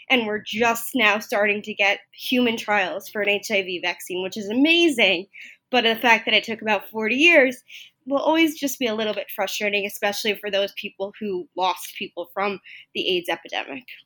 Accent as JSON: {"language": "English", "area": "Long Island", "region": "New York", "country": "United States", "tie": "born or raised there", "said": "I grew up on Long Island, not too far from the Stony Brook area"}